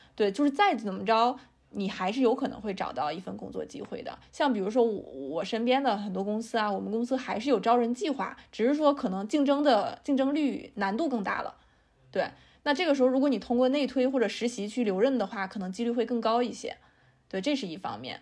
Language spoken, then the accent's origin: Chinese; China; 我们中国人还是挺容易焦虑的